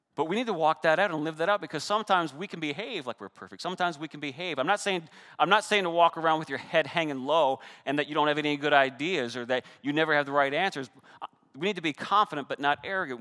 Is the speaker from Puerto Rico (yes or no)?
no; Canada; I'm Canadian